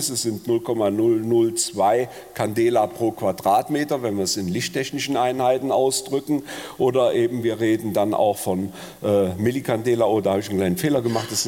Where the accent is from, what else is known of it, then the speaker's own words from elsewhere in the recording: Bonn, North Rhine-Westphalia, Germany; Ich bin in Bonn groß geworden an der Sternwarte äh, und da sieht man das besonders gut.